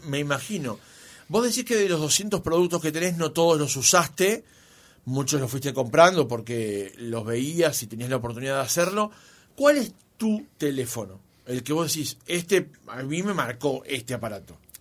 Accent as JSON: {"language": "Spanish", "country": "Uruguay", "said": "siempre tenemos esa cosa de camisetear nosotros como los uruguayos"}